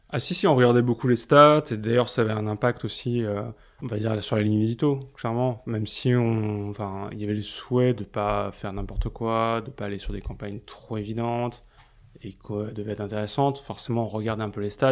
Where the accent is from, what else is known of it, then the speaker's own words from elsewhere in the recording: Paris, Île-de-France, France; j'ai grandi à Paris